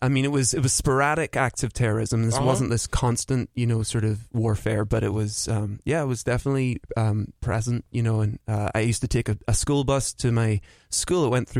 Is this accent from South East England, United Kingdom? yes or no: no; Belfast, Northern Ireland, United Kingdom; I'm from Belfast, Northern Ireland.